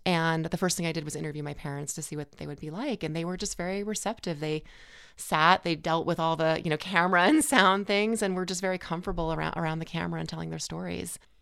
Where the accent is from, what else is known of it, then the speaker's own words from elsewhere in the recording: New York City, New York, United States; we had three kids and we were growing up in Manhattan